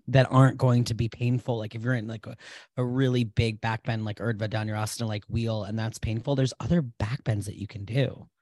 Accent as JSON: {"language": "English", "town": "Providence", "region": "Rhode Island", "country": "United States", "tie": "born or raised there", "said": "I was born in Providence, Rhode Island in 1989"}